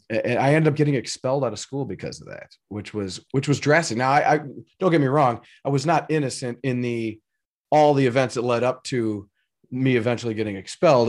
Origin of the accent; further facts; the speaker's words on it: Elgin, Illinois, United States; I grew up in Elgin, Illinois, uh, which was not that far outside of Chicago